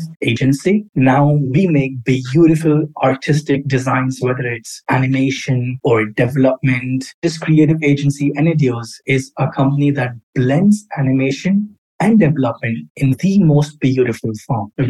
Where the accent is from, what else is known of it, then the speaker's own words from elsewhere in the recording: Karachi, Sindh, Pakistan; moved away as an adult; also born or lived in London, United Kingdom; I was born and raised in Karachi, Pakistan